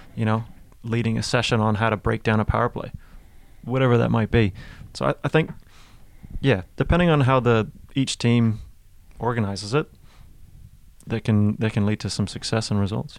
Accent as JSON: {"language": "English", "town": "Toronto", "region": "Ontario", "country": "Canada", "moved": "yes", "lives_now": "New Zealand", "said": "I'm from Toronto."}